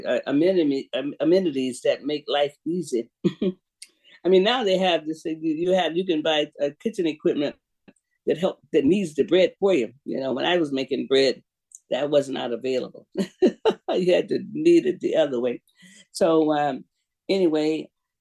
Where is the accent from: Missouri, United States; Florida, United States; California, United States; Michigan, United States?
Florida, United States; Jacksonville; moved away; I'm from Jacksonville